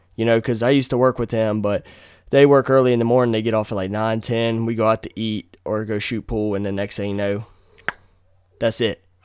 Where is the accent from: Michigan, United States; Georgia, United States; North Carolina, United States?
North Carolina, United States; moved away as an adult; now in Virginia, United States; come back to my hometown. There's other parts of N C that I like